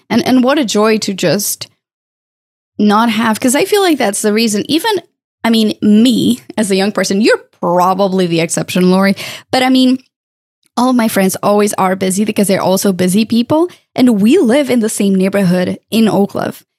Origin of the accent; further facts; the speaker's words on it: Portugal; moved away; I'm originally from Portugal and I lived close to the border with Spain.